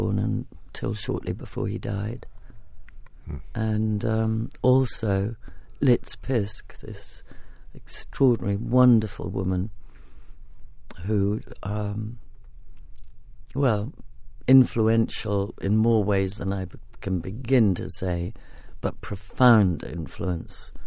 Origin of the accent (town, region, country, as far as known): England, United Kingdom